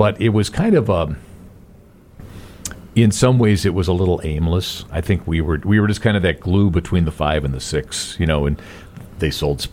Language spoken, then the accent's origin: English; Chicago, Illinois, United States; also born or lived in Asheville; now in Indianapolis, United States; I'm from Chicago